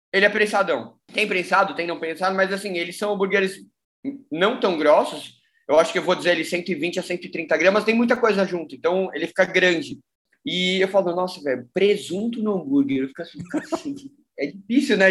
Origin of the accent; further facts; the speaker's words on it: São Paulo, Brazil; also born or lived in Belo Horizonte; eu sou de São Paulo